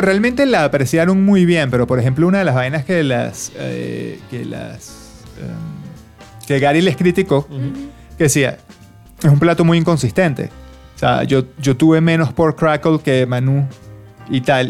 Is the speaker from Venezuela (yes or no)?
yes; Venezuela; now in Australia; somos los venezolanos